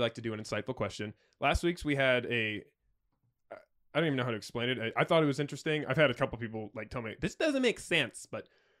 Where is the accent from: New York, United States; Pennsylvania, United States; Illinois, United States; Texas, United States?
Texas, United States; I was born in Texas.